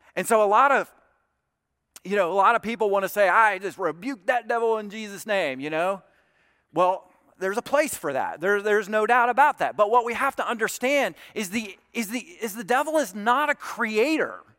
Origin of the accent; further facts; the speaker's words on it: South Alabama, United States; Troy State University, which is in, in South Alabama, not far from my hometown